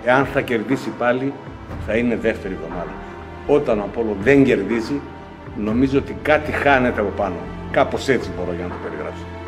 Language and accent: Greek; Kalamaria, Central Macedonia, Greece; Γεννήθηκα και μεγάλωσα στην Καλαμαριά